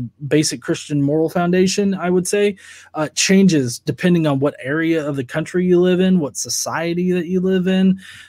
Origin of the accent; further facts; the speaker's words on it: United States; me as an American